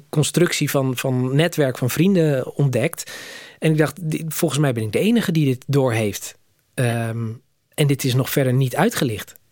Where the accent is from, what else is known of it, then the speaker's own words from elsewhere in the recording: Netherlands; Ik kom zelf uit Nederland.